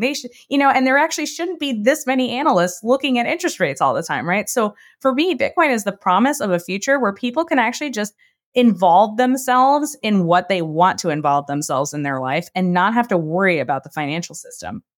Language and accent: English; New York, United States; moved away as an adult; also born or lived in Brooklyn; I grew up in New York